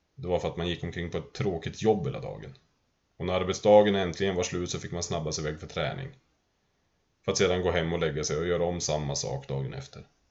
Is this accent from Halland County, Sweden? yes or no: no; Sundsvall, Västernorrland County, Sweden; Jag kommer från Bosvedjan i Sundsvall. Vi hade flyttat runt en del innan vi hamnade i Bosvedjan. Jag tror jag var sju då